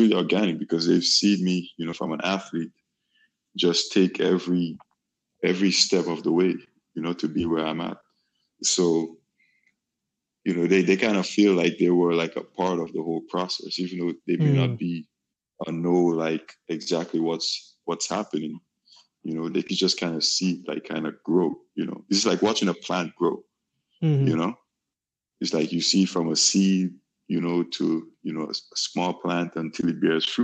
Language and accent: English; Grenada; I'm from an island in the Caribbean called Grenada